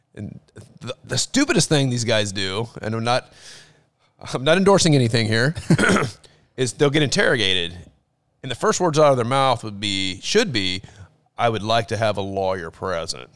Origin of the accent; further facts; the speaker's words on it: Dallas, Texas, United States; moved away; when I was a kid, I grew up in Dallas.